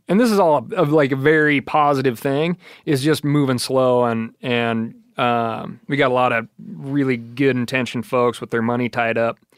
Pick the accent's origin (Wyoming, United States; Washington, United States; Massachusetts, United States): Wyoming, United States; growing up in Wyoming